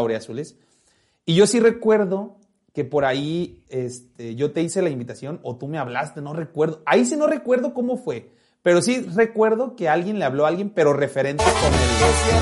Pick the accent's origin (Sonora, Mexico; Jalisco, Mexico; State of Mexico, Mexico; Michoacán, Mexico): Jalisco, Mexico; Fer y yo somos de Jalisco